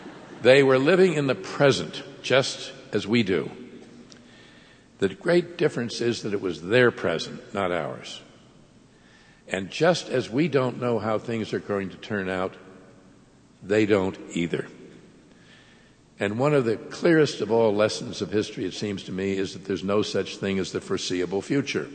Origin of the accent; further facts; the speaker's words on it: Pittsburgh, Pennsylvania, United States; Pittsburgh is my hometown